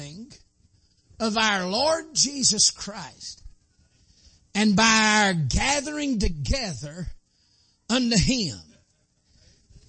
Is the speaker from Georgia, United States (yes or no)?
yes; Dalton, Georgia, United States; I was born in Whitefield County, which is Dalton, North Georgia.